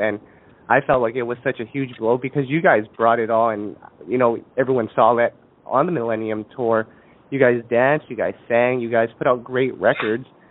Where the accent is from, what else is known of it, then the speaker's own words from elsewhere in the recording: Canada; I'm from Canada. I was born in Canada, raised in Canada